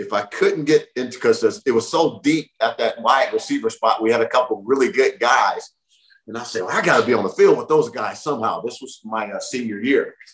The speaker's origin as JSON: {"language": "English", "town": "Long Beach", "region": "California", "country": "United States", "said": "I'm from Long Beach"}